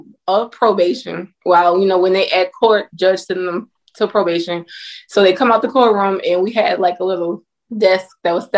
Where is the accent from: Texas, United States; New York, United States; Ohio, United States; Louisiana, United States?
Louisiana, United States; now in Georgia, United States; Yes, I'm from